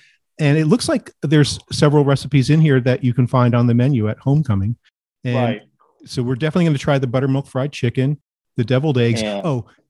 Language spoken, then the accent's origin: English; New Jersey, United States; moved away; So even though I grew up in New Jersey, we have some things in common. Since my dad was from the South, from Georgia